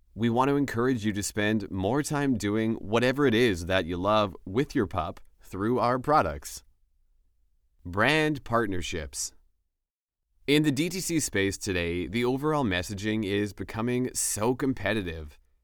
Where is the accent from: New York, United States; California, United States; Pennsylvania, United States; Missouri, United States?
Pennsylvania, United States; Western; I grew up in Western Pennsylvania and played sports.